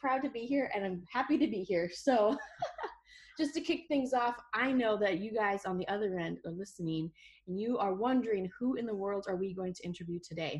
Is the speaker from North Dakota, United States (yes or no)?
yes; North Dakota, United States; accent: North Dakotan; my North Dakotan accent